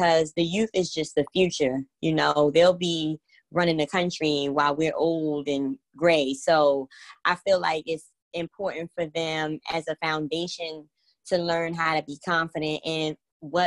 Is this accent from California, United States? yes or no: no; New York City, New York, United States; moved away as an adult; now in Baltimore, United States; I'm from the Bronx, New York, born and raised